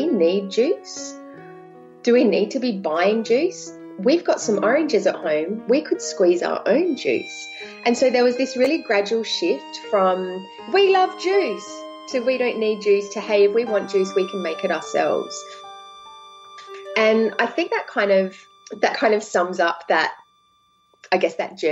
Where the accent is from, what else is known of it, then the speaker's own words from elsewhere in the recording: Adelaide, South Australia, Australia; there are only 1.4 million in Adelaide, where I'm from